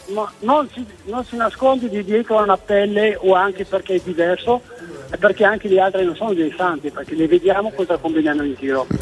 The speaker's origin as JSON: {"language": "Italian", "town": "Marrakesh", "region": "Marrakesh-Safi", "country": "Morocco", "moved": "yes", "lives_now": "Verona, Italy", "said": "Sono del Marocco, di Marrakesh"}